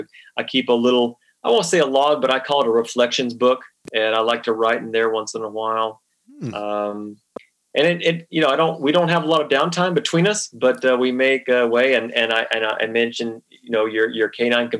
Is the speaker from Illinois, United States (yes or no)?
no; New Mexico, United States; now in New England, United States; as a New Mexico native, I am very thorough with Roswell. When I was a kid growing up in New Mexico